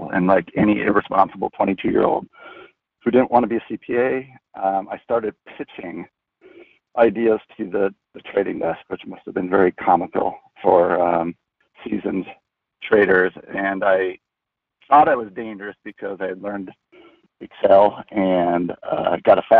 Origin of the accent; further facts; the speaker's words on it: Minnesota, United States; I grew up in Minnesota